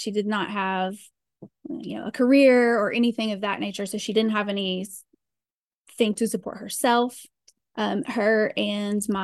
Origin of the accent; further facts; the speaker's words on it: Georgia, United States; also born or lived in Virginia; went to my adoptive parents in Georgia. And grew up in a closed adoption